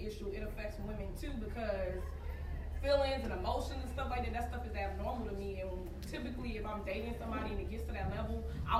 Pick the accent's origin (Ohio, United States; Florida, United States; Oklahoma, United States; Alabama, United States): Florida, United States; Miami; I'm from Miami.